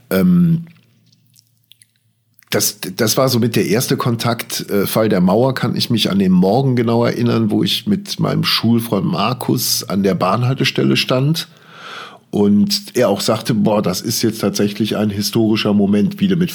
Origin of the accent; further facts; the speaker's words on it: West Germany, Germany; ich bin selber äh, komplett im Westen aufgewachsen.